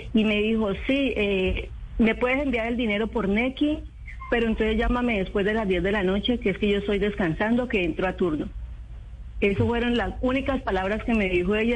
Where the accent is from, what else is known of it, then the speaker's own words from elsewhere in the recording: Calima, Valle del Cauca, Colombia; Nosotros somos del municipio de Calima, El Darién.